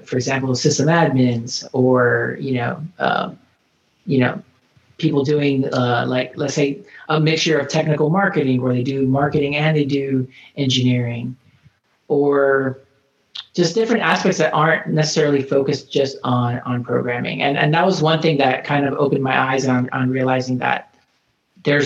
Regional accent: Florida, United States; moved away as an adult; I'm actually from Florida originally

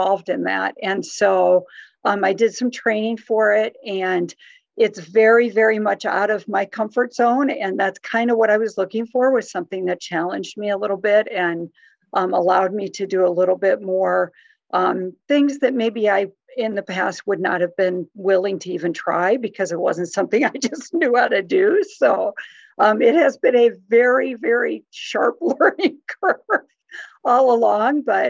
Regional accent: Iowa, United States; also born or lived in New Jersey / Wisconsin; I was born and raised mostly in Iowa. I was actually born in New Jersey, but raised in Iowa and Wisconsin

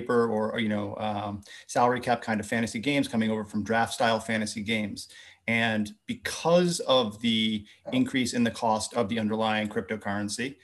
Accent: United States; being American

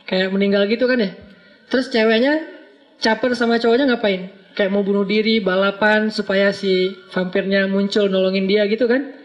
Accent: Aceh, Indonesia; Karena beda culture antara Jawa sama Sumatera. Sumateranya Aceh pula. Yang di kampung saya itu memang markasnya GAM juga.

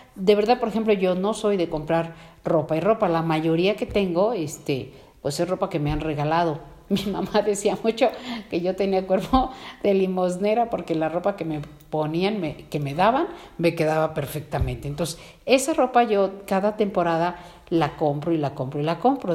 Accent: Mexico; como mexicanos

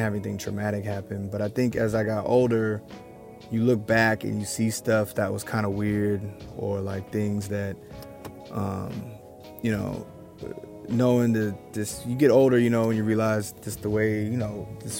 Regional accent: Olympia, Washington, United States; also born or lived in Tacoma, Washington; now in Portland, United States; I grew up in Olympia, the capital city

